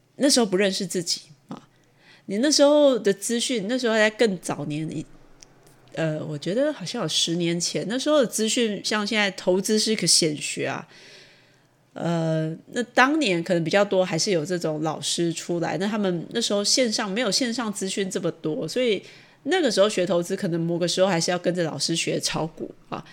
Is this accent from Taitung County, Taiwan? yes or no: no; Taichung, Taiwan; 因为我是台中人